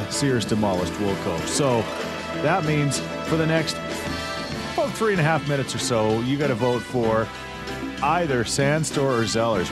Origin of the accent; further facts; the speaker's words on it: Thorsby, Alberta, Canada; When we were kids growing up in Thorsby, we'd go to Heritage Mall